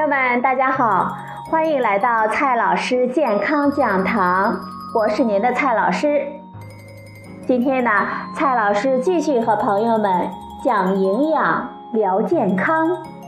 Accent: Sichuan, China; 我们四川人

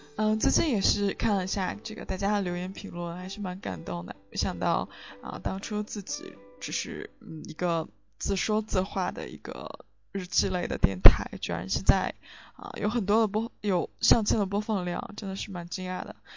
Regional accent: China; moved away as an adult; now in London, United Kingdom; 跟别人说我来自中国

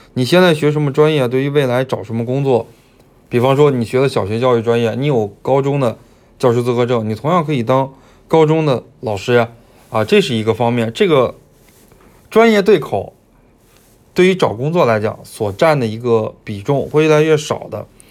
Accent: Beijing, China; moved away as an adult; now in Hunan, China; 我是北京人

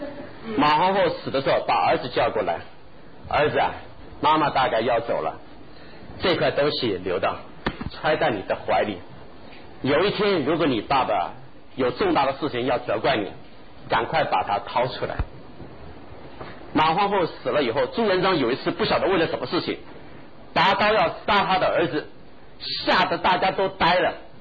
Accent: China; 我讲句不好听的话，我们中国人读书读到学校为止，离开学校的围墙就什么都没有。

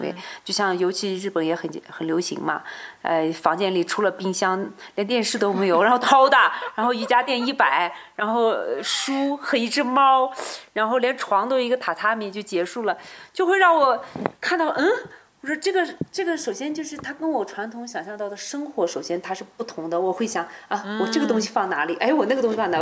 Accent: Xinjiang, China; 我们新疆人

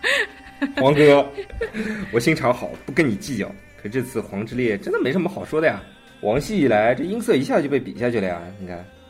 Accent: China; 我们中国人

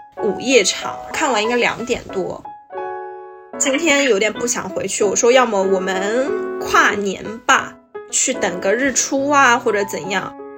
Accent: Shanghai, China; 我来自上海，然后现在是二十五岁，从事是艺术相关的工作

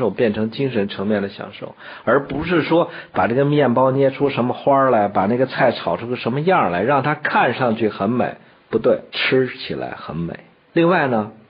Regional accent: China; 我们中国人发明了火药，不是去打仗，我们是来放烟花、放爆竹，是来做喜庆的事儿。

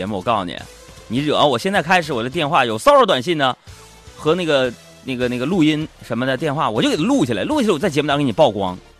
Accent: Fujian, China; 你猜不到吧？H 打头，我是福建人呐。

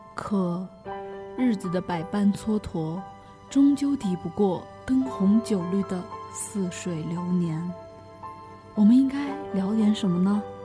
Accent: Yunnan, China; 我是本省的嘛，虽然我还是回家

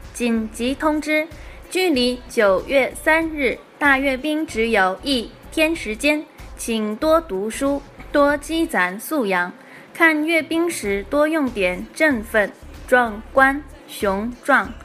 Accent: China; 我们中国人

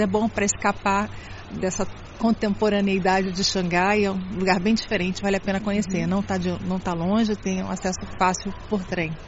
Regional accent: Brazil; now in Shanghai, China; Eu venho do Brasil

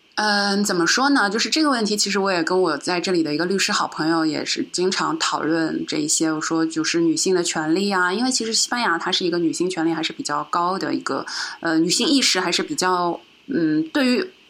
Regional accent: China; also born or lived in Shanghai; now in Madrid, Spain; 我自己作为，呃，中国人

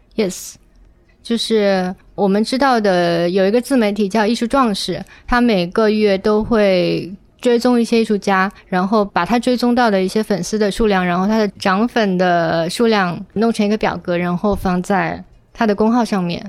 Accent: Guangdong, China; now in Beijing, China; 我作为一个潮汕人来到了北京

